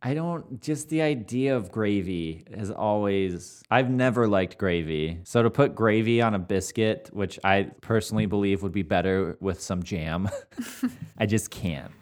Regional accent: Michigan, United States; we're both from Michigan

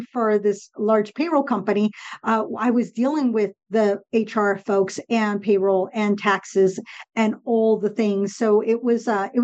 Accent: Southern California, United States; first language Spanish; English is a second language; I grew up in Southern California, and Spanish was always the first language at home

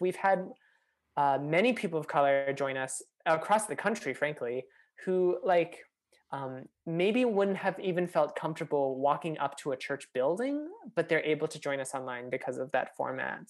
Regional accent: Minnesota, United States; growing up in Minnesota

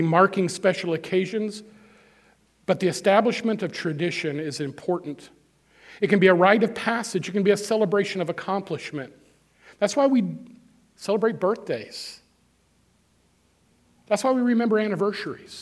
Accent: Moberly, Missouri, United States; moved away; I was in Moberly not long ago. That's my hometown where I grew up. I haven't lived there in 40-some-odd years

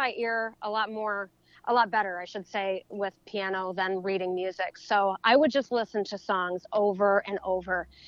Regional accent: Delton, Michigan, United States; I'm actually from Delton, but Kalamazoo was the closest drive to anything

